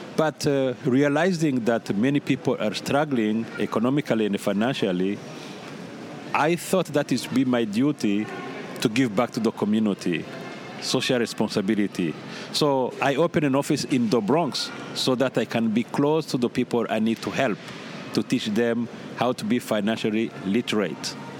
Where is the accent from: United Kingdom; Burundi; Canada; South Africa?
Burundi; moved away as an adult; also born or lived in Carbondale, Illinois; now in United States; being born and raised in the Republic of Burundi